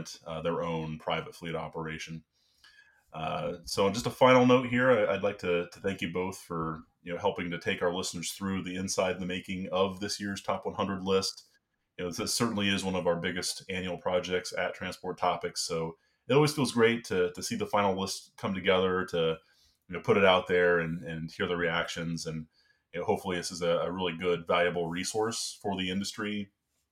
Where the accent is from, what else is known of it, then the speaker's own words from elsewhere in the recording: Northwest Ohio, United States; now in Washington, D.C. area, United States; I'm also from Ohio, so yeah, I mean, our go-to was always Myers, growing up in Northwest Ohio